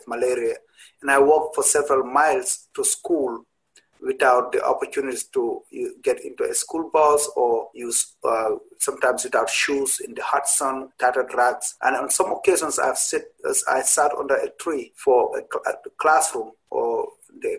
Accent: Gambia; moved away as an adult; now in Providence, United States; I was 27 years old when I came here in 2007. I came straight to Rhode Island, Providence. And I know that looks like I was very young when I was a journalist in Gambia

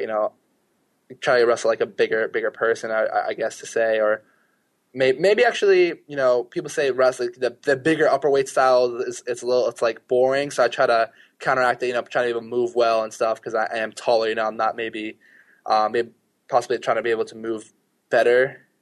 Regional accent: New York City, New York, United States; I grew up in Queens when I was younger, so Mets

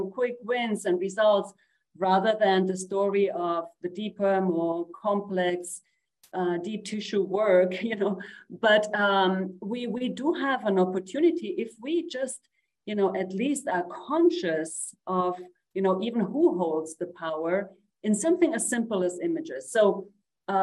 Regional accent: Uruguay; I'm from Uruguay. I'm a woman from the global south

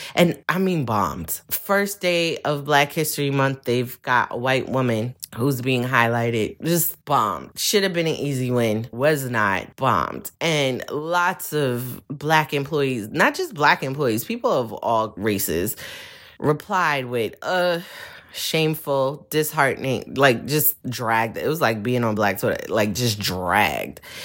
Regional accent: New York City, New York, United States; I'm from Brooklyn

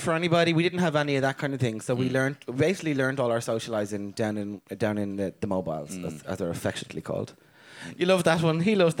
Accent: Dublin, Leinster, Ireland; we are a family from Dublin

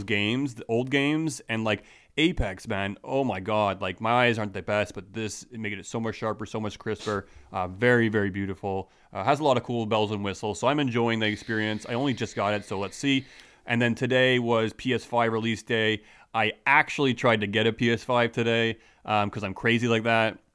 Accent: Canada; I'm Canadian.

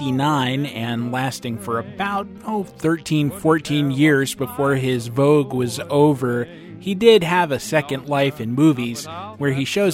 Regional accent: New York, United States; I mean, as a New Yorker, to see them as not really being in New York and therefore not having access to the same resources that the Yankees do?

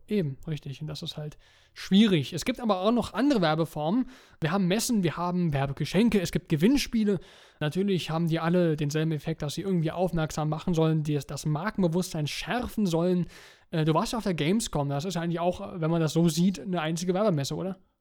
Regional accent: Germany; Bei uns in Deutschland

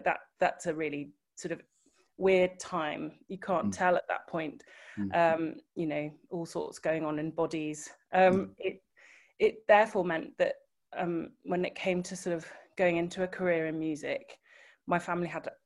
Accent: Liverpool, North West England, United Kingdom; growing up in Liverpool, of course, pop music was very much at the fore

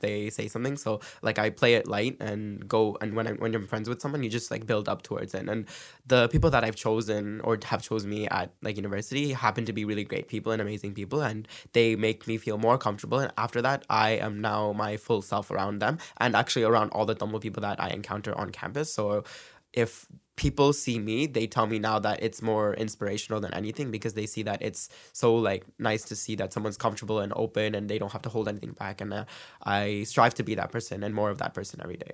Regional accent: Brampton, Ontario, Canada; moved away as an adult; now in Scarborough, Canada; I was raised in Brampton

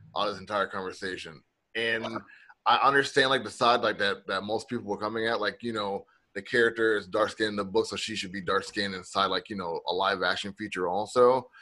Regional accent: the South, United States; I'm from the South

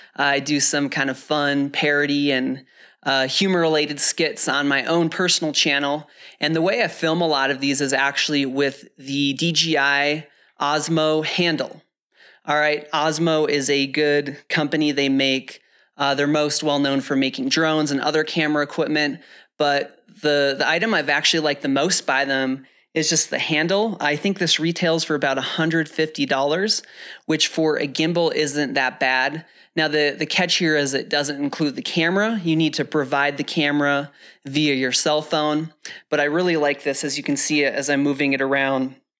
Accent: the Midwest and North Dakota, United States; now in Flagstaff, United States; I wore those growing up in the Midwest and North Dakota. But since moving to Flagstaff

